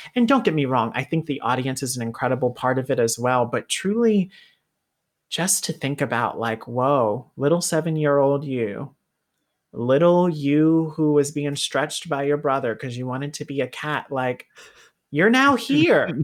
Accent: the South, United States; being a kid growing up in the South

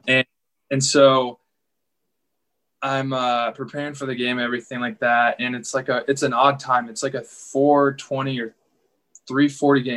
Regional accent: Chicago, Illinois, United States; I was from the Chicago area

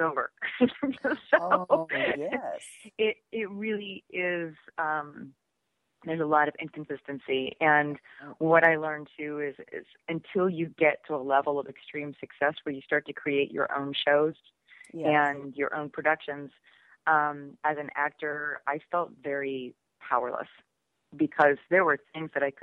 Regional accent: just outside of Pittsburgh, Western Pennsylvania, United States; moved away as an adult; also born or lived in New York; I was doing local commercials and things like that in my hometown in Western Pennsylvania

